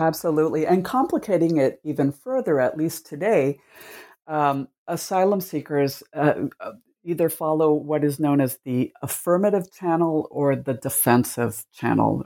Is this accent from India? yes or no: no; Cuba; now in United States; I was born in Cuba, and my family immigrated to the United States in the 1960s.